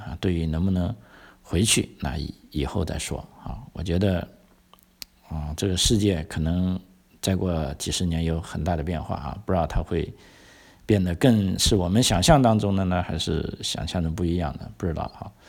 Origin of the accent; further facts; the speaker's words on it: China; now in Australia; 就当然我是从中国来的，我我我我很清楚啊